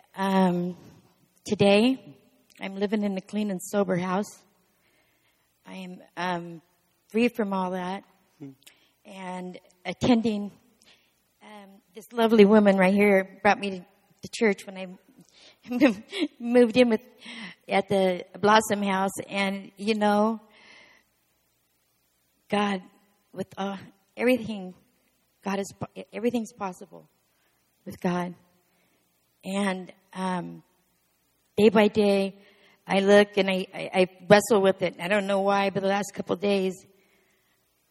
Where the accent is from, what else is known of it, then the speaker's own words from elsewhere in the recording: Eastern Oregon, United States; I grew up in Eastern Oregon